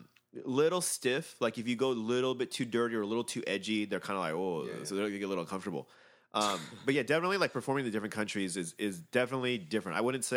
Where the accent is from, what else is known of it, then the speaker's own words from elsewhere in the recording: Bronx, New York, United States; You know, I'm from